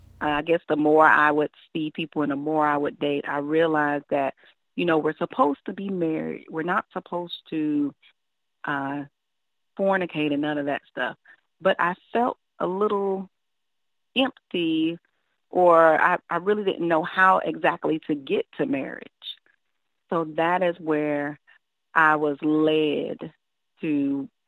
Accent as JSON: {"language": "English", "town": "Columbia", "region": "South Carolina", "country": "United States", "tie": "born or raised there", "also_born_or_lived": "Savannah, Georgia", "said": "I was born in Savannah, Georgia, but shortly after that, we all moved to Columbia, South Carolina, and that is where I was raised, and that is where I currently reside"}